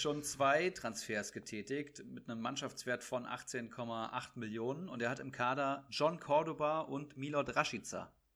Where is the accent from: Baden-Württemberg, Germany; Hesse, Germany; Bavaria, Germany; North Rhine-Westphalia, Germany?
Hesse, Germany; Bad Hersfeld; now in Frankfurt, Germany; bei mir in meiner Heimat, also ach, äh, ist ja, auch, ist ja auch deine Heimat. In Bad Hersfeld